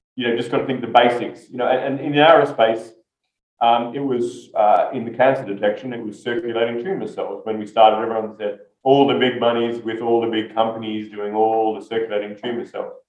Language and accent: English; Australia; That's a good question. I'm Australian. My accent's not as strong as it once was, but I still talk too fast, but that's not my accent.